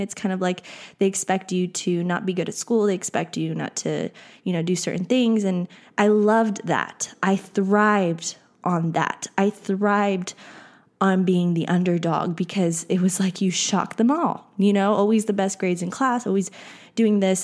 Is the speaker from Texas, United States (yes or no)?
yes; Texas, United States; I grew up in Texas